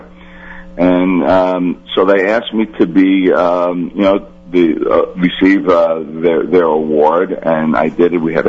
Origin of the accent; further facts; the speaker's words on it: Elizabeth, New Jersey, United States; The 20th district encompasses the city of Elizabeth, where I was born. I like to say I was born on Franklin Street, down Elizabeth Port. I was raised in Bay Way, and I now live on Irvington Avenue in the Westminster area.